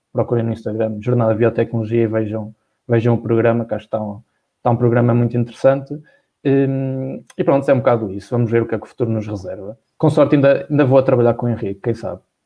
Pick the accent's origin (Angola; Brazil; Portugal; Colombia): Portugal; Viseu, Centro; moved away as an adult; now in Porto, Portugal; quando saí de Viseu fui para o Porto, morar sozinho